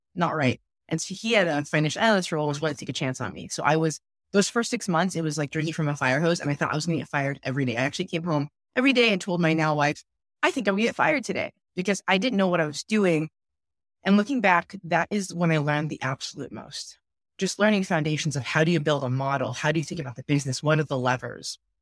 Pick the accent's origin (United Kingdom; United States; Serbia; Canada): United States; Roseville, California; also born or lived in Berkeley, California; growing up in Rose, it was really interesting. It's a fairly conservative town or city, if you might call it. It's twenty minutes outside of Sacramento